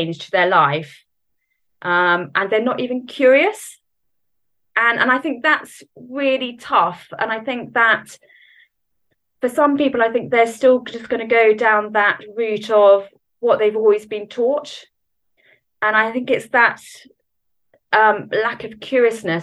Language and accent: English; Norfolk, East of England, United Kingdom; moved away as an adult; now in Southampton, United Kingdom; I'm originally from Norfolk and then moved a little bit after I was about 18 to pretty much down south